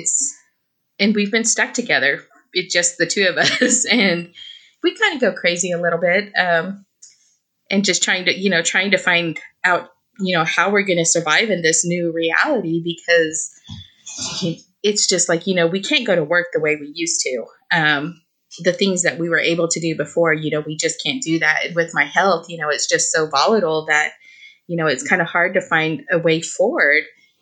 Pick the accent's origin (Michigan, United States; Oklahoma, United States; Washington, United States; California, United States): Oklahoma, United States; moved away as an adult; also born or lived in New Mexico; now in Los Angeles, United States; I was born and raised in Oklahoma.